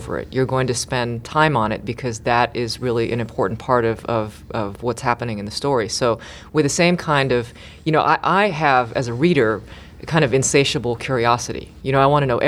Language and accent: English; Los Angeles, California, United States; growing up in Los Angeles